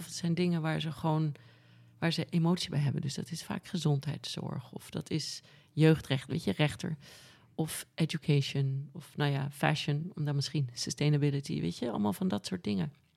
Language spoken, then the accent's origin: Dutch; Amsterdam, North Holland, Netherlands; also born or lived in Norway / Noordwijk / Costa Rica; Ik ben op de Prinsgracht geboren aan het water